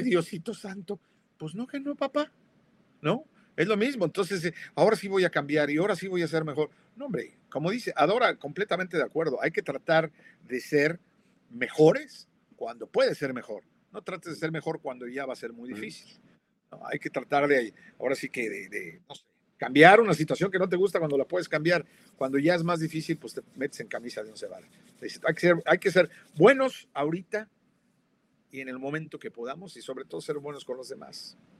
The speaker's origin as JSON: {"language": "Spanish", "region": "Mexico City", "country": "Mexico", "tie": "born or raised there", "said": "yo crecí en la Roma, en la Ciudad de México"}